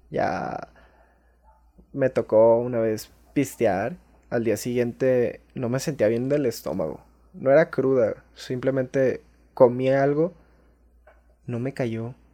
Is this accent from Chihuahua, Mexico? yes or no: no; Villa de Arista, San Luis Potosí, Mexico; Mi pueblo allá en San Luis Potosí